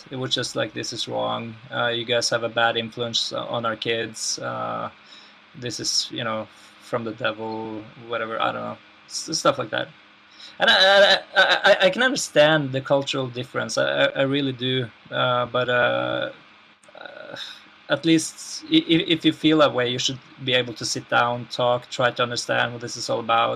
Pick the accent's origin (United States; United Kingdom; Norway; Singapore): Norway; in Norway that, you know, since our healthcare system is so good